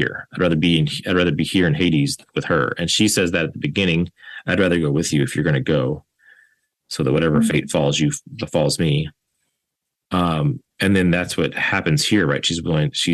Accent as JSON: {"language": "English", "region": "Louisiana", "country": "United States", "tie": "born or raised there", "said": "my experience growing up in Louisiana."}